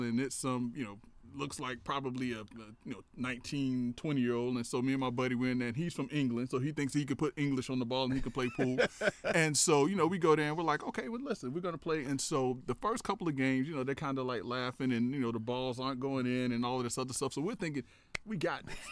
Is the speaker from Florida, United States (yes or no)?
yes; Tallahassee, Florida, United States; also born or lived in Perry, Taylor County, Florida; I'm from a little small town, uh, Perry, Taylor County, Florida, but I grew up in Tallahassee